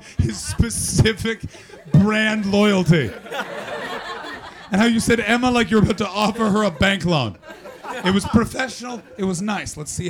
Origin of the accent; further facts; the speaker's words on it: Canada; But it's vengeance for all of you coming up to me and going, are you from Canada, eh? We don't talk that way.